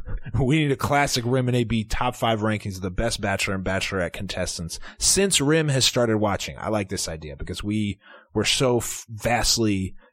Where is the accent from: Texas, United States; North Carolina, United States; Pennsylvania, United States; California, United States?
Pennsylvania, United States; Philadelphia; Area code 215. … I'm from Philadelphia.